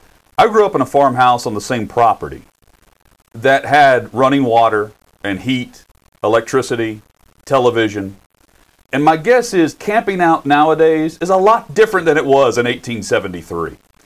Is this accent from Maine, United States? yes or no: no; Morrison, Tennessee, United States; So where I grew up in Morrison, Tennessee, and what I still refer to as home because I love Vervilla